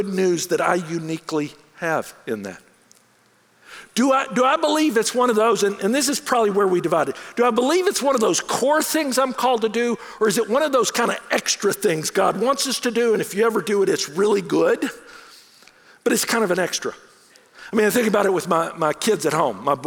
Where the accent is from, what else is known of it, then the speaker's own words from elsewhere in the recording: United States; also born or lived in Bangkok, Thailand; as an American in Bangkok